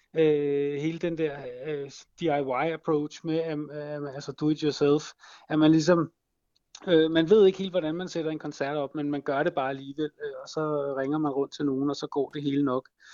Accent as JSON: {"language": "Danish", "town": "Copenhagen", "region": "Capital Region of Denmark", "country": "Denmark", "said": "jeg kommer fra København"}